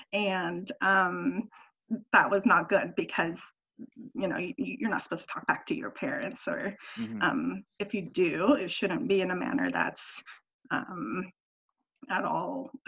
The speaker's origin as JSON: {"language": "English", "country": "United States", "tie": "born or raised there", "said": "those things were frustrating growing up in American culture where you're taught a lot of individualism and you're encouraged to speak up and be aggressive and outspoken"}